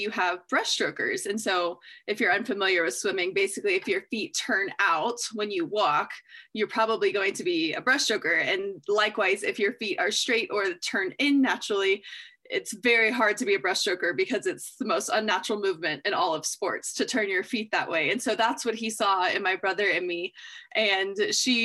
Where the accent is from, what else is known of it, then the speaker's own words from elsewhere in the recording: Austin, Texas, United States; moved away as an adult; also born or lived in South America / Arkansas / Montana; now in Washington, United States; I grew up in Austin, but now, you know, lived in South America, went to school in Arkansas, and then Montana, now Washington.